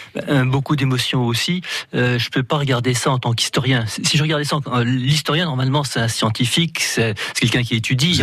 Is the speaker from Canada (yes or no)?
no; France; en tant que français